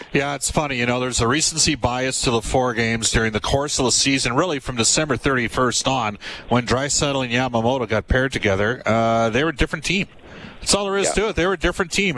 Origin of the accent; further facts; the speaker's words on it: Alberta, Canada; I'm from Alberta